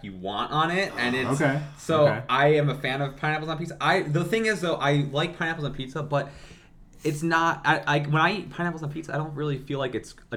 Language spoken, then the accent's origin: English; Mentor, Ohio, United States; also born or lived in Fairport Harbor, Ohio; I grew up in Mentor for most of my life